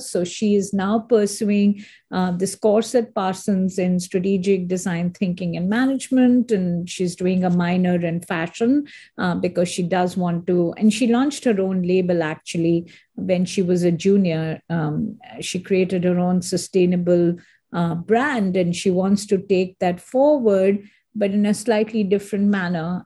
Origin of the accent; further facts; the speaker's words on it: India; moved away as an adult; also born or lived in Singapore / Hong Kong / Geneva; now in United States; I am an Indian, and I totally always believe uh, India is my country